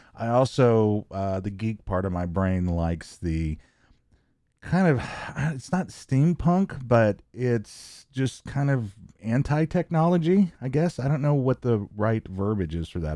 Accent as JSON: {"language": "English", "town": "Omaha", "region": "Nebraska", "country": "United States", "said": "I'm an Omahan."}